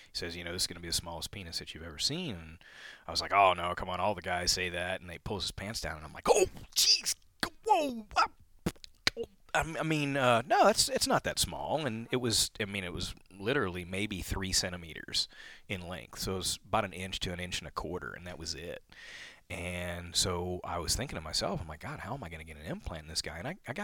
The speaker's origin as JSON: {"language": "English", "town": "New Orleans", "region": "Louisiana", "country": "United States", "tie": "born or raised there", "moved": "as an adult", "lives_now": "Austin, United States", "said": "I grew up in Louisiana, grew up in New Orleans"}